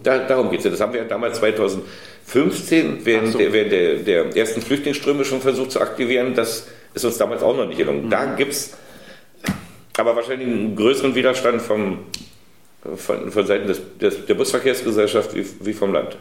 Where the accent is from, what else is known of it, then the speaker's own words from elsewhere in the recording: Germany; wir als Deutsche